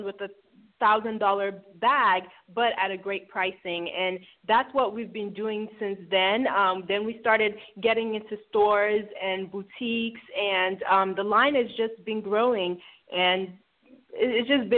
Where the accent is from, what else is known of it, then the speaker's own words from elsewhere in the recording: Lagos, Nigeria; also born or lived in Houston, Texas, United States; now in Atlanta, United States; Lagos. I'm from Lagos. I was born actually in Houston, Texas, but lived in Nigeria for most of my childhood. And then, then we moved here to the States and Atlanta.